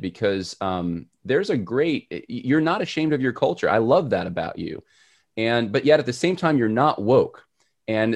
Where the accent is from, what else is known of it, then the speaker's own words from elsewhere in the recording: Los Angeles, California, United States; I was born in Los Angeles